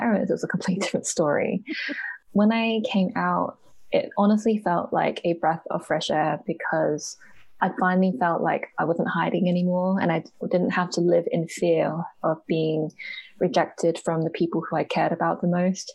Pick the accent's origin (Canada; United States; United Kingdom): United Kingdom; I am a British born Hong Konger. So my parents are from Hong Kong.